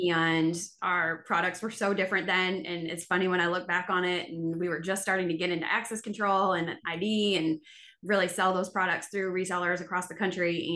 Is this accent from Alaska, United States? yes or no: no; Buffalo, New York, United States; moved away as an adult; now in Mississippi, United States; I was from Buffalo, New York